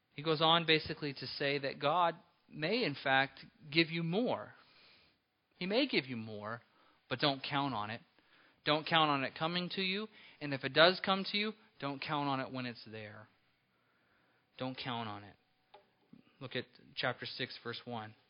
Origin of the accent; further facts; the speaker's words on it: Apple Valley, California, United States; when I was a small boy growing up in Apple Valley, California